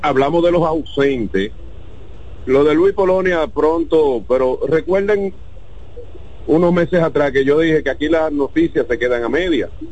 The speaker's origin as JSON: {"language": "Spanish", "country": "Dominican Republic", "said": "yo como dominicano"}